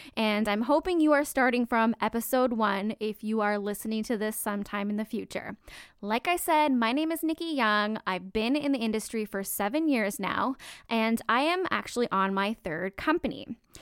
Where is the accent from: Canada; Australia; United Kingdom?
Canada; I'm Canadian